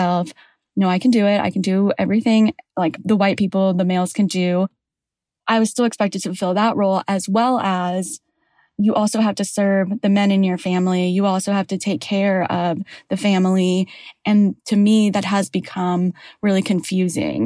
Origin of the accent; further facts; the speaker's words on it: Houston, Texas, United States; English is a second language; moved away as an adult; now in Atlanta, United States; I'm from Houston, Texas, currently living in Atlanta, Georgia.